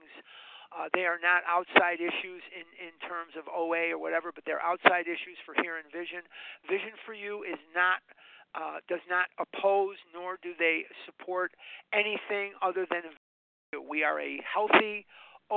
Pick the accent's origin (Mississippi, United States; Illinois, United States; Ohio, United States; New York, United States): Illinois, United States; Chicago; now in Arizona, United States; I'm born and raised on the north side of Chicago